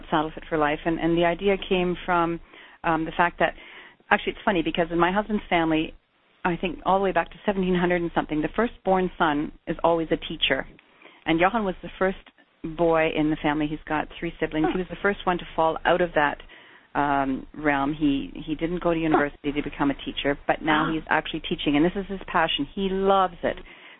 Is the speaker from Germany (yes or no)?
yes; Germany; moved away as an adult; we came over in 1986 from Germany